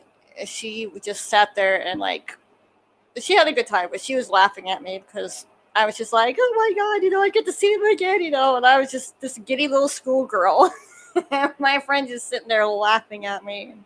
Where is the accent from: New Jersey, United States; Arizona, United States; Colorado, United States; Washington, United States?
Colorado, United States; Denver; I'm from Denver, so they also call me the Denver girl